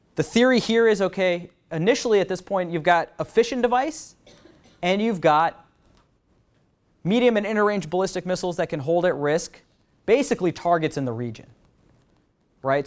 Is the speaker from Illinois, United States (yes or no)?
no; San Francisco, California, United States; San Francisco, the Golden Gate Bridge, my hometown